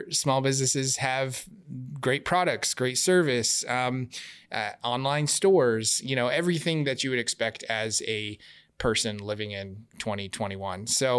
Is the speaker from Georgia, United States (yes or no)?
no; Glendale, Arizona, United States; I'm Arizona born and raised in West Valley, Glendale kid, went to high school downtown Phoenix and moved to where we're at now in Tempe 15, 16 years ago.